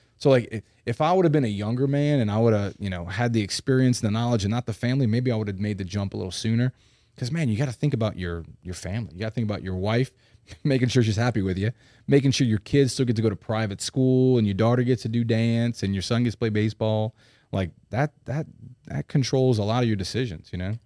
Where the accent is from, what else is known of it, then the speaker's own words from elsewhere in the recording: New Orleans, Louisiana, United States; moved away as an adult; now in Baton Rouge, United States; growing up in New Orleans